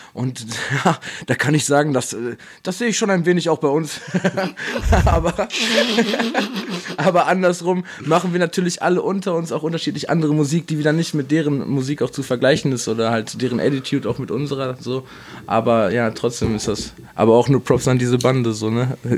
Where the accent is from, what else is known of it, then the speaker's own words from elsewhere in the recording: Dortmund, North Rhine-Westphalia, Germany; Als Dortmunder